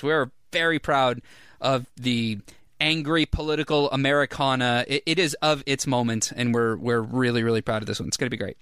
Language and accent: English; Orange County, California, United States; I am from Orange County